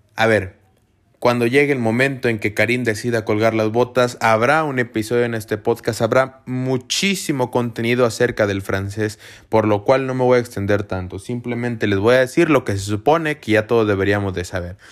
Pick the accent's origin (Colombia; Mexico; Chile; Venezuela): Mexico; Yo soy de México